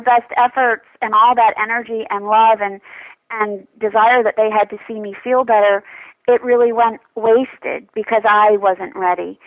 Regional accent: New York City, New York, United States; moved away; I'm from New York City, so a club kid sort of girl.

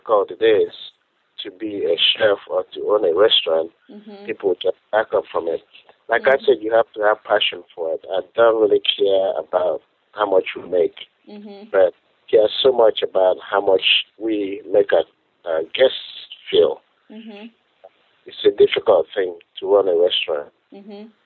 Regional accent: Nigeria; moved away as an adult; now in United States; I'm from Nigeria originally

